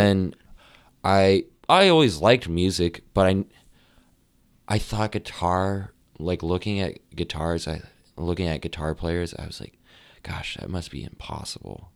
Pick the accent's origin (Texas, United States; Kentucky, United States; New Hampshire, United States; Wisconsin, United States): New Hampshire, United States; Amherst; also born or lived in Nashua, New Hampshire; now in Boston, United States; I actually grew up in a town called Amherst